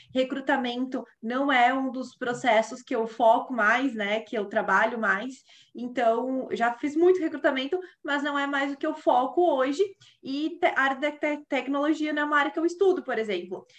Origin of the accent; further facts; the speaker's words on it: Caxias do Sul, Rio Grande do Sul, Brazil; moved away; eu que venho de uma região lá do, do, sul, que é totalmente industrial